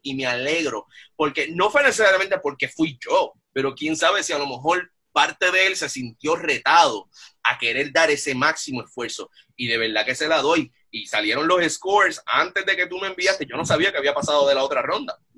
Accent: Bayamón, Puerto Rico; moved away; yo soy original de Bayamón

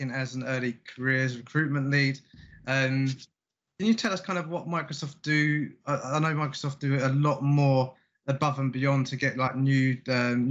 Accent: London, United Kingdom; South East London, I'm from Woodridge myself

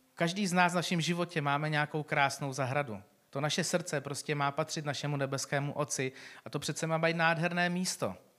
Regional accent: Czechia; my jako Češi

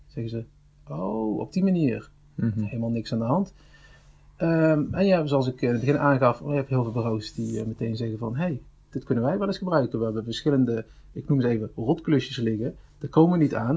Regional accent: Venlo, Limburg, Netherlands; 34 jaar, geboren in Venlo

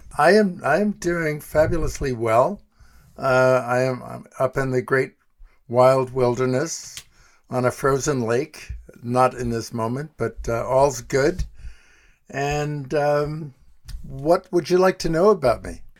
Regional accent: New York City, New York, United States; moved away as an adult; also born or lived in Colorado; I grew up in New York City, west side of Manhattan

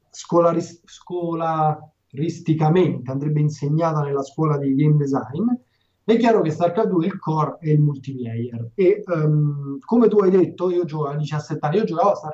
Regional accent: Calabria, Italy; E fondamentalmente sono un calabrese, e quindi rosico facile.

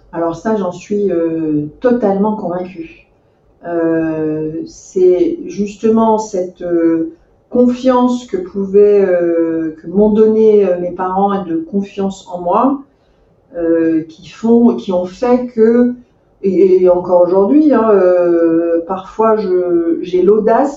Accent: Meaux, Île-de-France, France; j'ai grandi en Seine-et-Marne, dans la ville, dans la très jolie ville de Meaux

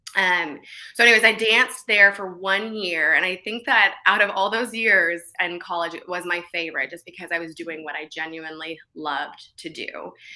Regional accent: Bartlesville, Oklahoma, United States; also born or lived in Virginia; I was born in Virginia, but I was raised in a small town in Bartlesville, Oklahoma.

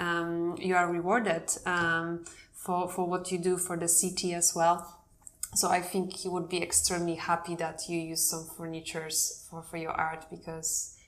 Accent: Poland; I'm from Poland

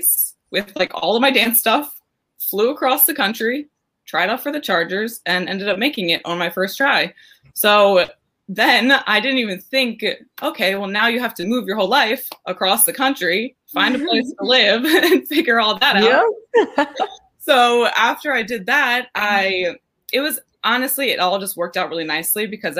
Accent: Maryland, United States; moved away; I went back home to Maryland. I'm originally from Maryland.

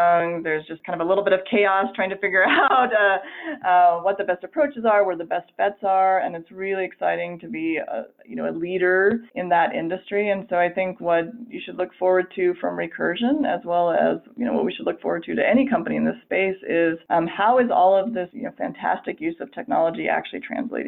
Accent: Colorado, United States; also born or lived in San Francisco; now in Salt Lake City, United States; I am actually originally from Colorado

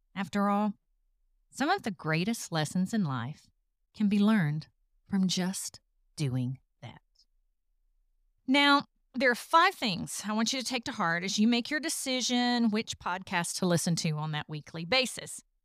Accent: the South, United States; accent: Southern; if you haven't figured it out from the accent, I'm from the South. I still live in the South

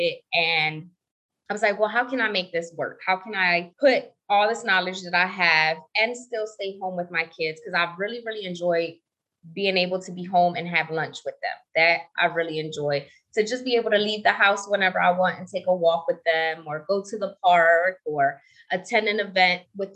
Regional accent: New Jersey, United States; now in Las Vegas, United States; I'm based out of Las Vegas, Nevada, but I'm originally from New Jersey in the States.

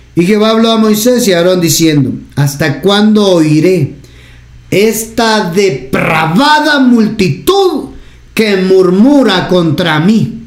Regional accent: Guatemala; acá en Guatemala

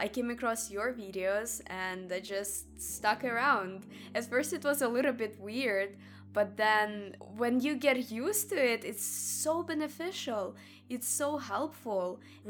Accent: Russia; now in Los Angeles, United States; I'm actually in Los Angeles. I moved out here from Russia to study filmmaking.

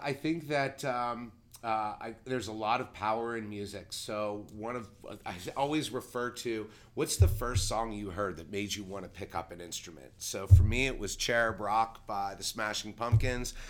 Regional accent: Pittsburgh, Pennsylvania, United States; now in Delaware County, United States; I'm a transplant from Pittsburgh

